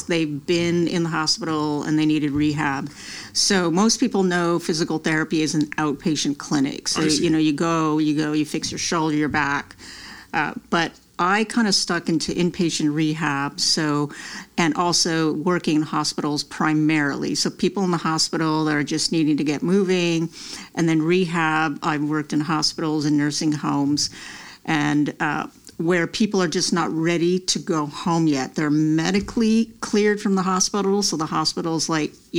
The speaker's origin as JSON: {"language": "English", "town": "Montreal", "region": "Quebec", "country": "Canada", "tie": "born or raised there", "moved": "as an adult", "lives_now": "United States", "said": "I grew up in Montreal, Canada"}